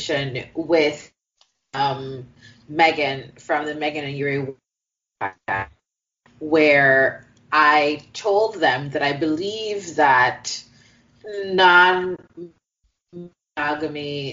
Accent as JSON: {"language": "English", "country": "Jamaica", "said": "we are Jamaican"}